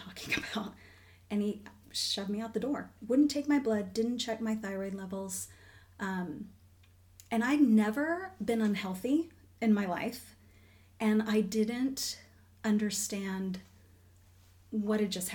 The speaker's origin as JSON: {"language": "English", "town": "Orlando", "region": "Florida", "country": "United States", "tie": "born or raised there", "said": "I grew up in Florida. I grew up in Orlando."}